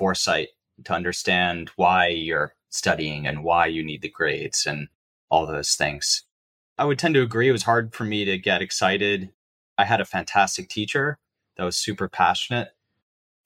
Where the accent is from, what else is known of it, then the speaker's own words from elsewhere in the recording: New York City, New York, United States; I grew up in New York City